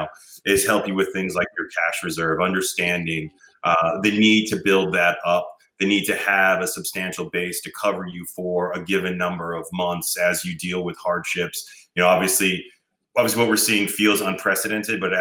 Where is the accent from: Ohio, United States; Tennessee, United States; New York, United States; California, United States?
New York, United States; New York City; I'm a New Yorker originally. I grew up in Queens and Brooklyn